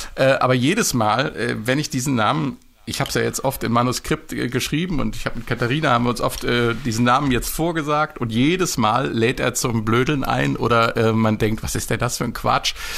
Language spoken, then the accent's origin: German; Marburg, Hesse, Germany; aus meiner Heimatstadt Marburg